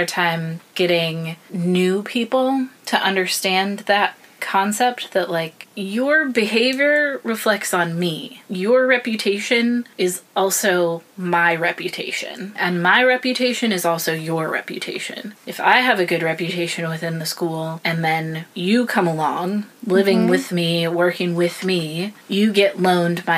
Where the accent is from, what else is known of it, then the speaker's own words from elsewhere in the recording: United States; moved away; as an American